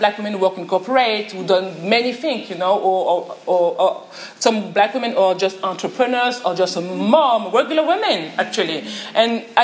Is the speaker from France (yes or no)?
yes; France; English is a second language; I'm from France.